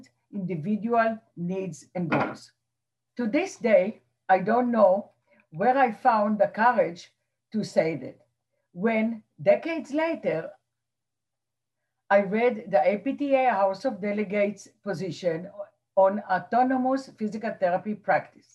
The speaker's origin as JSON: {"language": "English", "country": "Israel", "tie": "born or raised there", "moved": "yes", "lives_now": "New Jersey, United States", "said": "As a teenager growing up in Israel"}